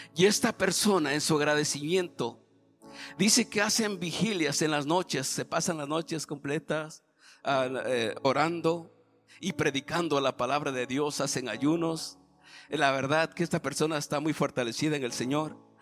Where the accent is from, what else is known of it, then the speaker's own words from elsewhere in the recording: Oaxaca, Mexico; moved away; en el camino cuando me bajé del avión a la ciudad de Oaxaca, agarramos un taxi para, para mi tierra, son como cinco horas.